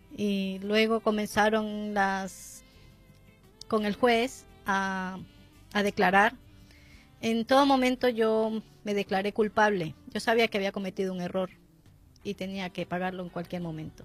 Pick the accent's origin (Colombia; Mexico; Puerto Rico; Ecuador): Ecuador; now in Spain; yo soy ecuatoriana